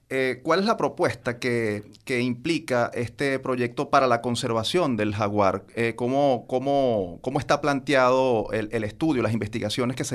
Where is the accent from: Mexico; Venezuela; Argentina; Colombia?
Venezuela; nosotros nos sentimos muy orgullosos como venezolanos y como universitarios